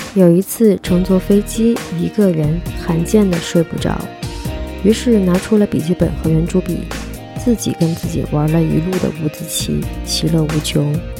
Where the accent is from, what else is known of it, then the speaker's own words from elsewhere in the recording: Guangdong, China; 我是一个广东人，爱吃叉烧